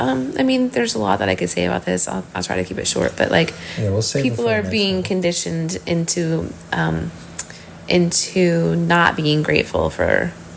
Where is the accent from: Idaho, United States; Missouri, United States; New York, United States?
Missouri, United States; I've lived in Missouri my entire life, within like a 1.5 hour radius of, you know, the same area.